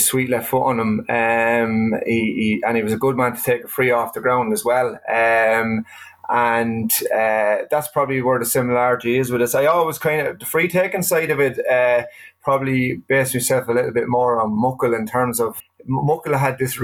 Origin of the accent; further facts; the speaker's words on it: Carlow, Leinster, Ireland; I grew up in New York Estate in Carlow.